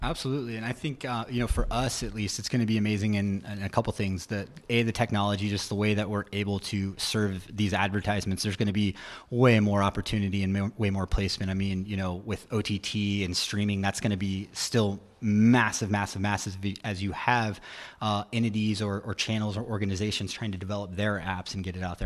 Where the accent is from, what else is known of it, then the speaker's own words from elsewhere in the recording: Roanoke, Virginia, United States; moved away as an adult; now in Charleston, United States; I'm originally from Roanoke, Virginia